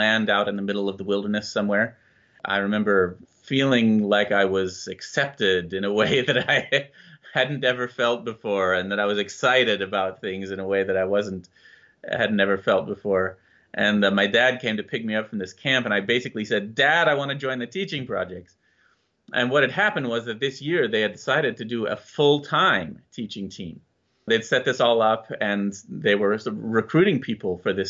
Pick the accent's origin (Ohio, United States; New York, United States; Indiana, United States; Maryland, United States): Indiana, United States; Lafayette; I grew up in Lafayette, Indiana